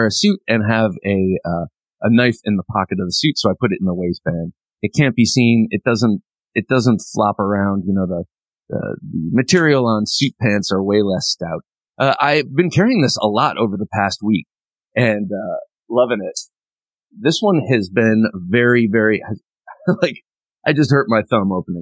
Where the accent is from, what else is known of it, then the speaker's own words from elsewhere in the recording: Ohio, United States; I grew up in Ohio, and that's how we said it.